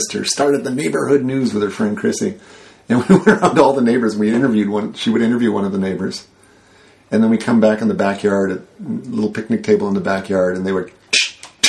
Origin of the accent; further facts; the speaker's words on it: Royal Oak, Michigan, United States; moved away; also born or lived in Chicago; I grew up in Royal Oak, Michigan, which is the Burbank of Detroit.